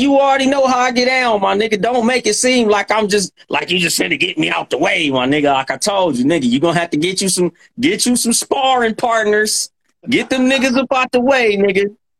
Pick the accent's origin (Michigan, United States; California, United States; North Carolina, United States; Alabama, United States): California, United States; Compton; Now I'm from Compton.